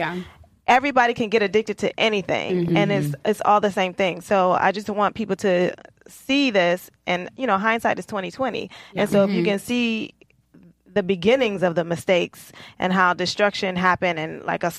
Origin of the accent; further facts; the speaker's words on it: Detroit, Michigan, United States; I'm from Detroit and my roots are in the South